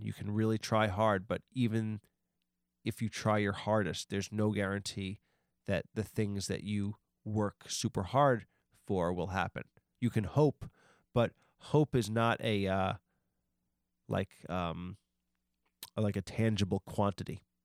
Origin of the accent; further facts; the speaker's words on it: Long Island, New York, United States; I was from Long I, I've always been from Long Island